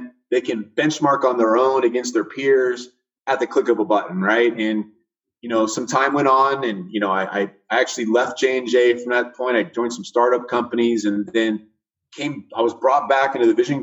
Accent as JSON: {"language": "English", "town": "Fresno", "region": "California", "country": "United States", "tie": "born or raised there", "also_born_or_lived": "San Diego, California / Austin, Texas", "moved": "as an adult", "lives_now": "Atlantic Beach, United States", "said": "I grew up in Central California, Fresno area"}